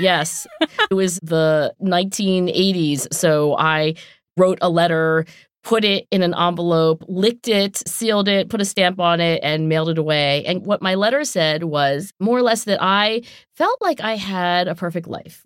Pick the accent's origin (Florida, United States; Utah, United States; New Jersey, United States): New Jersey, United States; southern; accent: South Jersey; also born or lived in Oxford / Philadelphia; I am from southern New Jersey